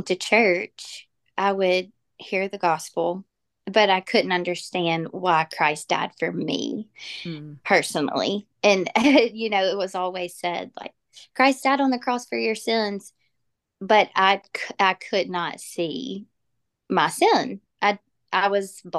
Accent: Jackson, Mississippi, United States; I was born and raised in Jackson, Mississippi, or that area

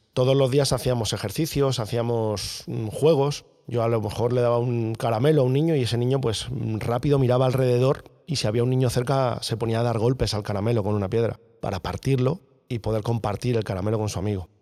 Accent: La Alcarria, Guadalajara, Castilla-La Mancha, Spain; also born or lived in Alcalá de Henares; nací en Alcalá de Henares y me crié en un pueblo de la Alcarria, en Guadalajara

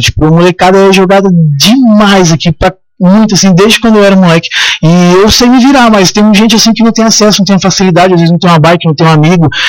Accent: Chapada dos Veadeiros, Goiás, Brazil; Menino de casa, nascido e criado na Chapada dos Veadeiros

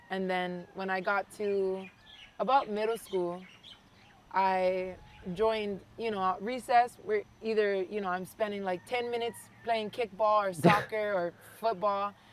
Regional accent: Hawaii, United States; So I'm Hawaiian first and foremost, Filipino, Chinese, and Irish.

